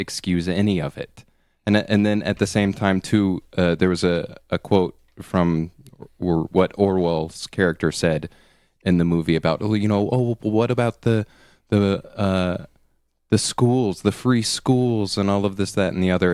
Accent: United States; being an American

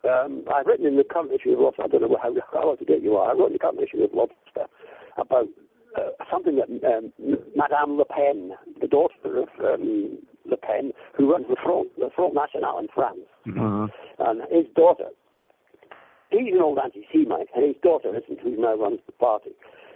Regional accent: Edinburgh, Scotland, United Kingdom; I mean, when I was growing up in Edinburgh in the 60s, the SNP were a joke.

